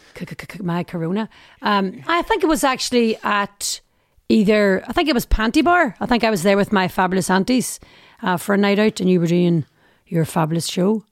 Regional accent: Derry, Northern Ireland, United Kingdom; my life growing up in Derry

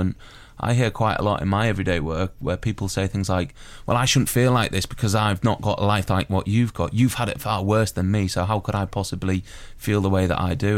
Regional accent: United Kingdom; being British

